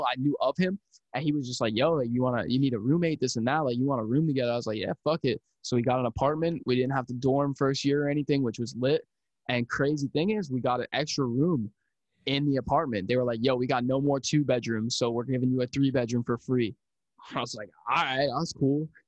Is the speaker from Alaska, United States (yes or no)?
no; Pennsylvania, United States; also born or lived in Philadelphia; my one of my hometown friends from from where I'm from back in Pennsylvania